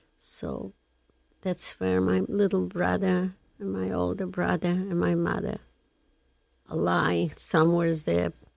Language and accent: English; Lublin, Lublin Voivodeship, Poland; English is a second language; moved away as an adult; now in Canada; I come from Lublin